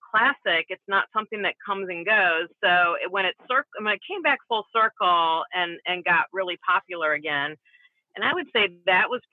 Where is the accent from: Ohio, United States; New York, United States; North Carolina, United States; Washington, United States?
Ohio, United States; Toledo; my hometown in Toledo